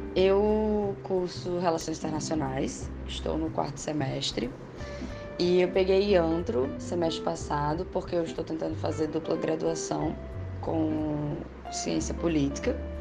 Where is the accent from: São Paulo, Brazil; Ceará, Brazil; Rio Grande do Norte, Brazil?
Rio Grande do Norte, Brazil; Natal; eu sou de Natal, né? Sou do Rio Grande do Norte, nordestina